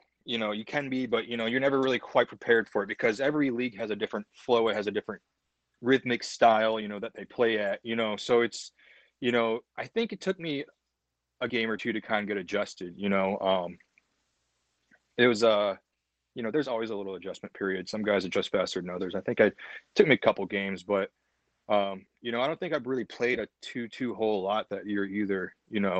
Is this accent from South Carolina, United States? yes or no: no; Toledo, Ohio, United States; it's Toledo, and I grew up playing in Toledo